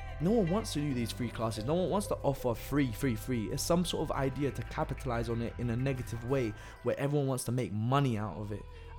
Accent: Italy; now in London, United Kingdom; It's funny because I'm from Italy as well.

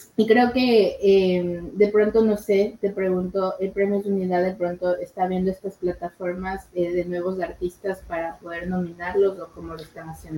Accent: Ecuador; como ecuatorianos

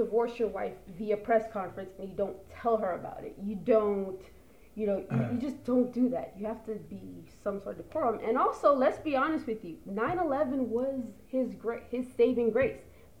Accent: New York City, New York, United States; I grew up in the Giuliani era of New York. I grew up in it. I was a kid.

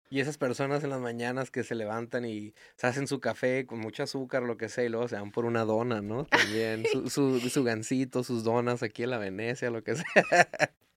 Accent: Mexico; como nosotros como mexicanos

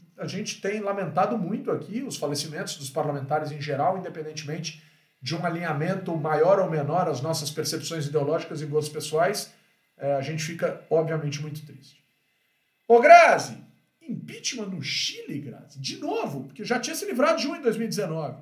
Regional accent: São Paulo, Brazil; eu, como paulista

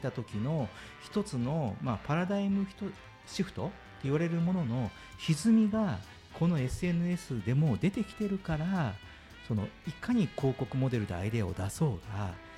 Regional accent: Kyushu, Japan; 僕はあの九州の田舎の方で育った

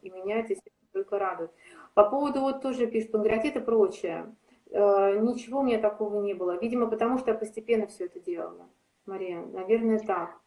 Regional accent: Saint Petersburg, Russia

